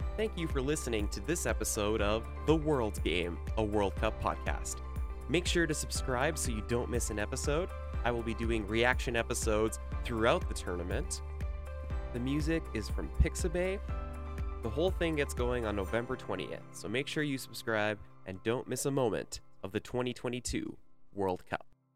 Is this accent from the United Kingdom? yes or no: no; Canada; my country, Canada. So, first of all, as a Canadian